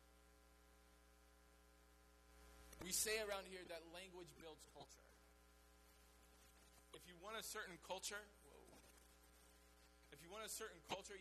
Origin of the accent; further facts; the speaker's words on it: the South, United States; we're from the South